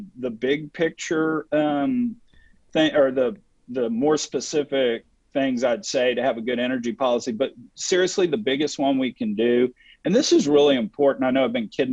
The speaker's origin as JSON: {"language": "English", "region": "Texas", "country": "United States", "said": "I'm from Texas"}